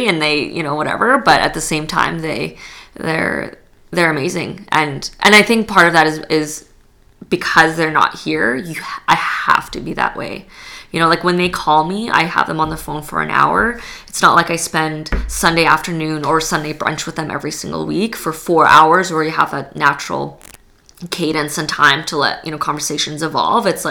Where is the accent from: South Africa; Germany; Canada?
Canada; Edmonton, Alberta; also born or lived in Poland; I'm not from here originally. I was born in Poland. I grew up in Edmonton